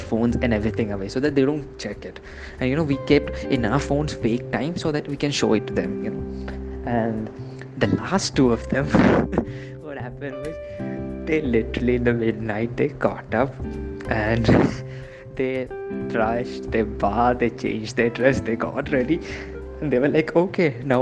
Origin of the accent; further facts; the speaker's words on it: Kerala, India; I'm from Kerala